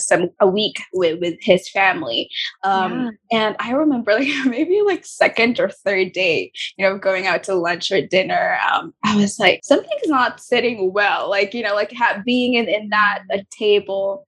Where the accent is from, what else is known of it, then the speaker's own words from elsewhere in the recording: Philippines; also born or lived in Singapore; I was born and raised here